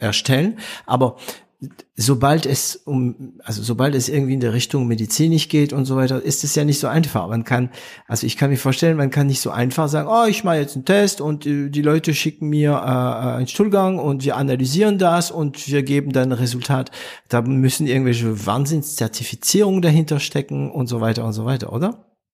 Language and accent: German; France; German is a second language; Bei uns in Frankreich